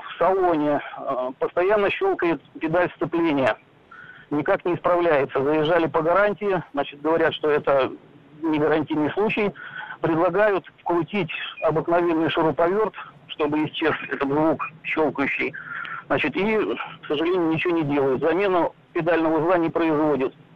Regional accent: Kazan, Tatarstan, Russia; я сам из Казани

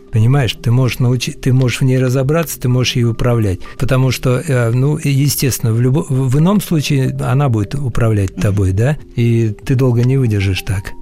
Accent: Siberia, Russia; Я родился в Сибири

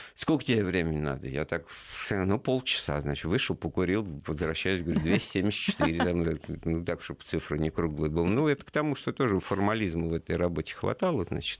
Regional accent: Moscow, Russia; Я из Москвы

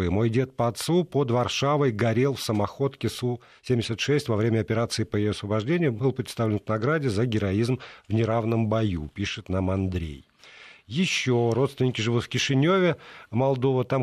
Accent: Minsk, Belarus; А, я из Минска, у нас это отмечают официально тоже.

